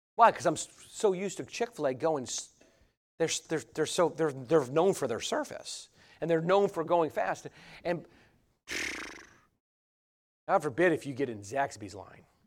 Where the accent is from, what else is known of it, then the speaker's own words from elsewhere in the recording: Cambridge, New York, United States; moved away; I'm from Cambridge, New York